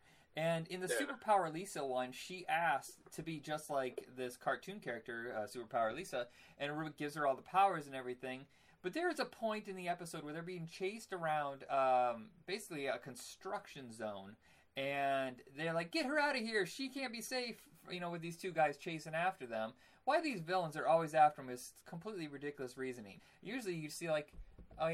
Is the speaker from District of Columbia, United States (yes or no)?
no; Indiana, United States; I grew up in Indiana